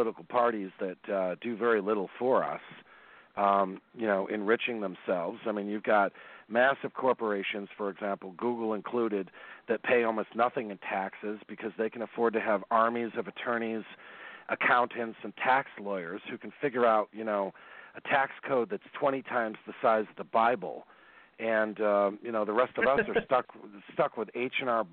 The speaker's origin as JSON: {"language": "English", "region": "East Coast", "country": "United States", "said": "I'm from the East Coast"}